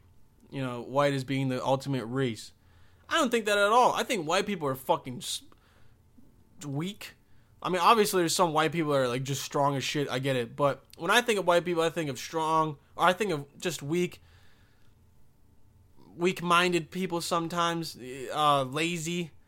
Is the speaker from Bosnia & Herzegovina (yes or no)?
yes; Bosnia & Herzegovina; English is a second language; I'm from Bosnia. I'm like, oh, shit. This guy, I mean, he's an immigrant, but he's also white, but he doesn't sound like it, you know? I used to have a crazy accent